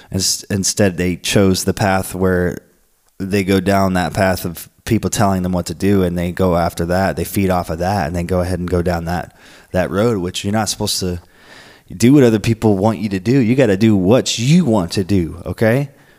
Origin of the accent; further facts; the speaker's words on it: Florence, Oregon, United States; also born or lived in Portland, Oregon; now in San Diego, United States; I came from a small city in Florence, Oregon. Well, I came from Portland to here, Portland, Oregon. Still, I was there for a year, and Portland's not that big. So here I am in San Diego